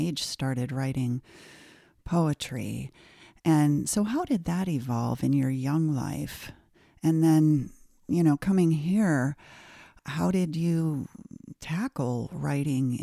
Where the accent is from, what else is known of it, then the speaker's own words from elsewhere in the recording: Cleveland, Ohio, United States; I grew up in Cleveland